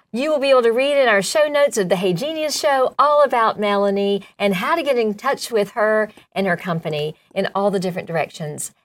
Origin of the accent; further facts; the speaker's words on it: Milledgeville, Georgia, United States; we grew up in Milledgeville